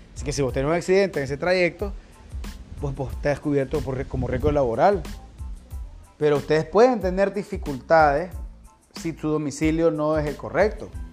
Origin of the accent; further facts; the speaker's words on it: Nicaragua; todos nosotros como nicaragüenses, los nicaragüenses que estamos habilitados para votar